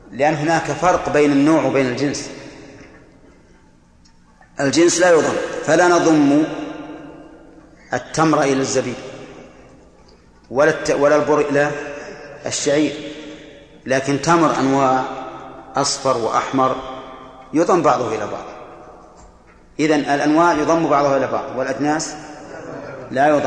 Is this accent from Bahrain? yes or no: yes; Bahrain; لسان العرب يلا من عندنا في البحرين يلا